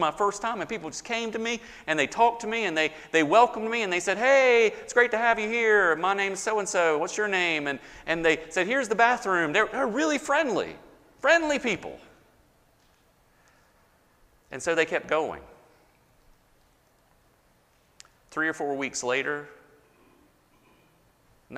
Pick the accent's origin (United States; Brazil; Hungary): United States; the South; I was born and raised in the South. I am a Southerner